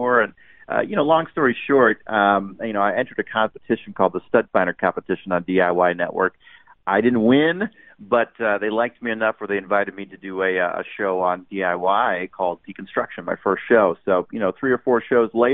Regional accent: Orange County, California, United States; I'm from Orange County

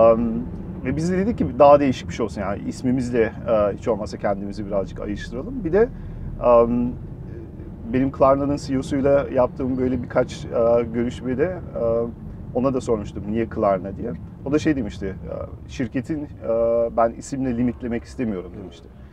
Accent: Germany; moved away as an adult; now in Turkey; bütün hayatım aslında Almanya'da doğdum, büyüdüm.

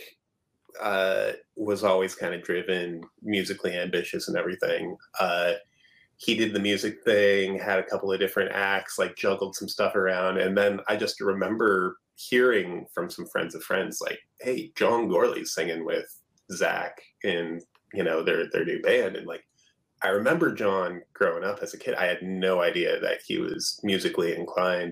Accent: Alaska, United States; also born or lived in Portland; now in Seattle, United States; growing up in Alaska

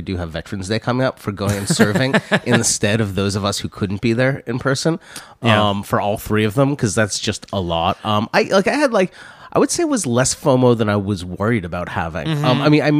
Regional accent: London, United Kingdom; Yeah, I mean, I'm from London.

